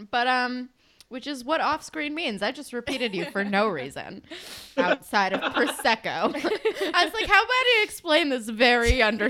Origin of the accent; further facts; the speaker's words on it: New York, United States; Love Long Island. Oh my God, there was this goth club that was like 18 plus near my hometown that my friends all used to go to.